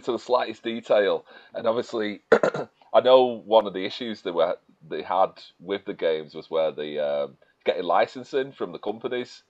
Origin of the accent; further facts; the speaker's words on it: Manchester, North West England, United Kingdom; I am from Manchester